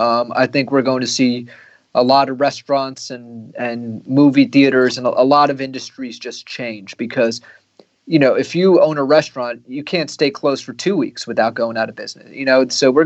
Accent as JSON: {"language": "English", "town": "New York City", "region": "New York", "country": "United States", "said": "as a New Yorker"}